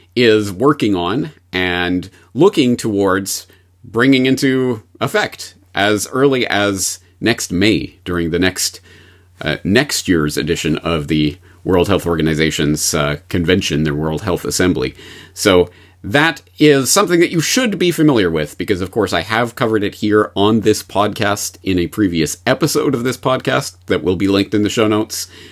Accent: Canada; moved away as an adult; now in Japan; I'm a Canadian who has been living and working in Japan for nineteen years now

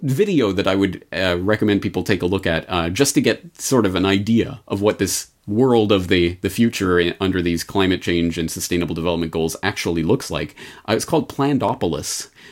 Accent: Canada; I was a Canadian growing up in the Canadian public education system

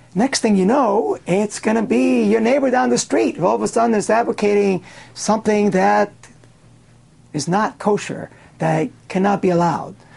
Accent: Cuba; now in United States; I was born in Cuba, and um, I was there in the early years of the uh, communist revolution in that country

